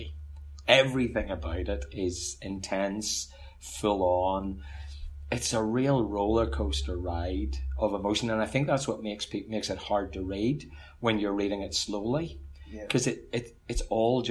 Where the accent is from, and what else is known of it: Ulster, Northern Ireland, United Kingdom; accent: Ulster; moved away as an adult; also born or lived in Dublin, Ireland; now in Queensland, Australia